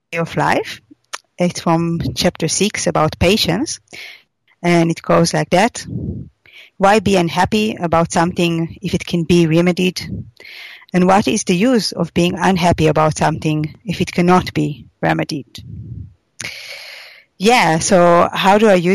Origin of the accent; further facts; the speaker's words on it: Israel; moved away; I come originally from Israel, and there it's very common that people travel after their army service to India.